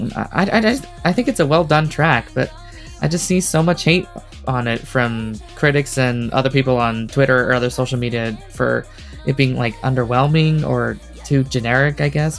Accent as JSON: {"language": "English", "town": "Las Vegas", "region": "Nevada", "country": "United States", "said": "I am from Las Vegas, Nevada"}